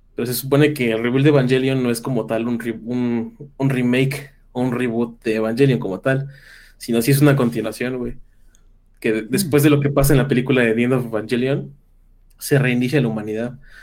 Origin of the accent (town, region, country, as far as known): Mexico